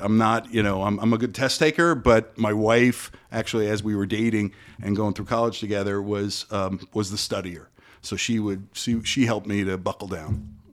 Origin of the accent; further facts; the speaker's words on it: Parkland, Florida, United States; I grew up in Parkland, went to Stoneman Douglas for high school